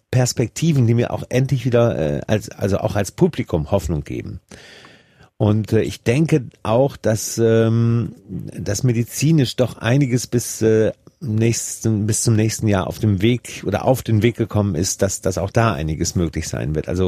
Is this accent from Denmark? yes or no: no; Switzerland; aber ich bin auch in der Schweiz